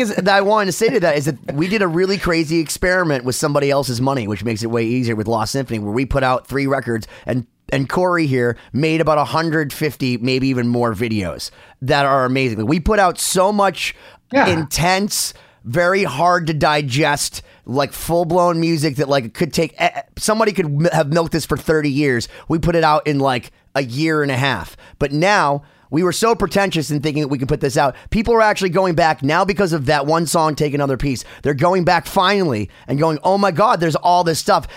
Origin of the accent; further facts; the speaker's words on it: United States; I'm an American